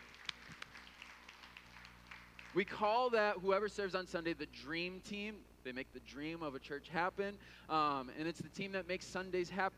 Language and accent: English; Midwest, United States; growing up in the Midwest